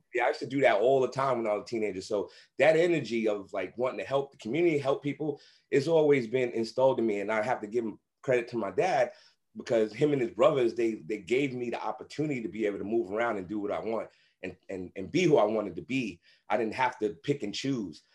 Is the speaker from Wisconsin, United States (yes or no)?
no; New York City, New York, United States; I grew up in Brownsville, Brooklyn, the same crazy area that Mike Tyson is from